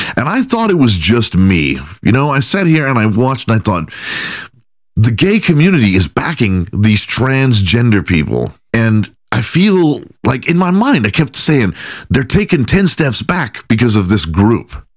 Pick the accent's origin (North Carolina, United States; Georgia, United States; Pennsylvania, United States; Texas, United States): Texas, United States; Houston; when I was growing up in Houston, Texas